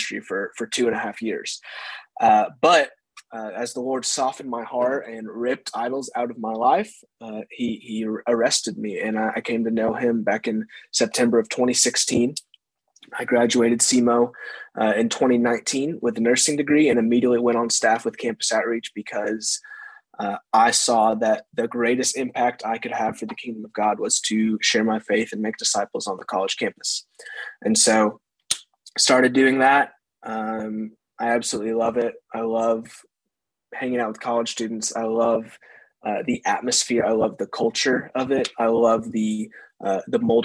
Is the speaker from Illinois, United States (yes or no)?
yes; Carterville, Illinois, United States; I grew up in Carterville, Illinois, right next to where you pastor. It's a small town in Southern Illinois. I grew up there my entire life